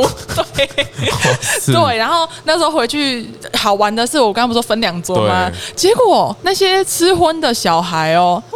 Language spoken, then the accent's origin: Chinese; Kaohsiung, Taiwan; 对，我是高雄人。